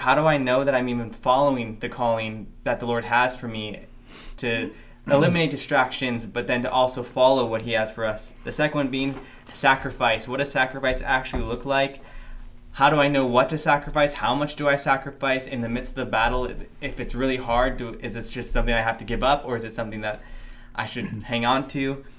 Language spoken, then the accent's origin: English; Philippines; We're a team from the Philippines that have been here for, I believe, around 6 months now?